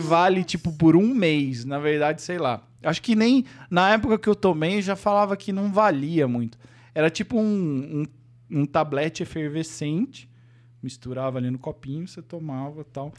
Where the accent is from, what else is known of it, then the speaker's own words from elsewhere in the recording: Avaré, São Paulo, Brazil; moved away as an adult; now in São Paulo, Brazil; eu nasci em São Paulo, mas eu fui com um, ah, é. um ano de idade, eu fui para uma cidade do interior chamada Avaré